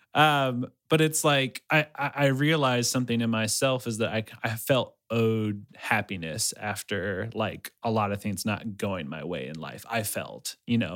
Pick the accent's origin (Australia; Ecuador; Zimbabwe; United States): Ecuador; moved away; I'm from Ecuador.